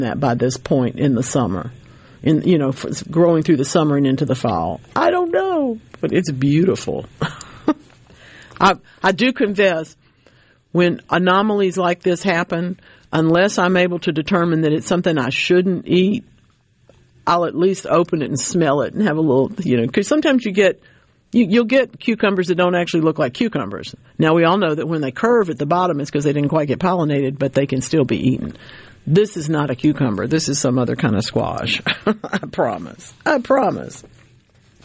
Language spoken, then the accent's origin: English; Louisiana, United States; moved away; my home state of Louisiana